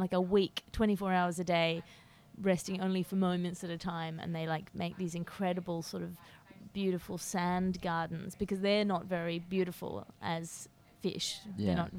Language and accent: English; New Zealand; And as a New Zealander, you can sort of enjoy it because totally.